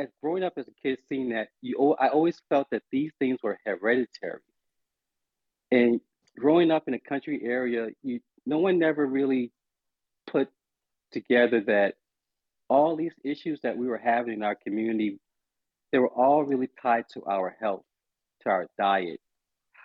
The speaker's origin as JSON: {"language": "English", "town": "Charleston", "region": "South Carolina", "country": "United States", "said": "I am calling from Charleston, South Carolina, where I'm from"}